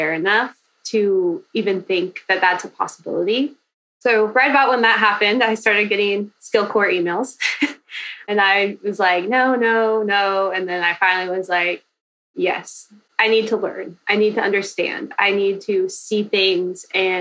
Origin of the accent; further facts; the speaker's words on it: Kansas, United States; now in Houston, United States; I'm originally from Kansas, but I live in Houston, Texas